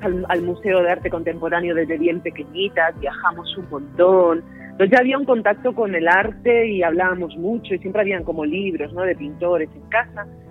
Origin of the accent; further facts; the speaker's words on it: Las Palmas de Gran Canaria, Canary Islands, Spain; yo nací, yo nací en Las Palmas de Gran Canaria, en el barrio de Vegeta